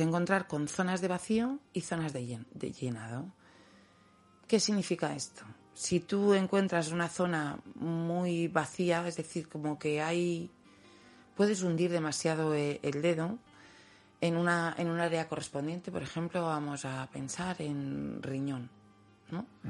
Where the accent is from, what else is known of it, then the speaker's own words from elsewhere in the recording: Valencian-speaking village, Valencian Community, Spain; En, valenciano hay un dicho que dice, por lo menos en mi pueblo